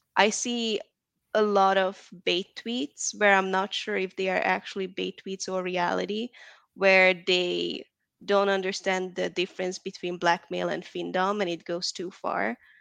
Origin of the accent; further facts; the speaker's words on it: Hungary; also born or lived in Atlanta, Georgia, United States; now in Dallas, United States; I'm from Hungary, Eastern Europe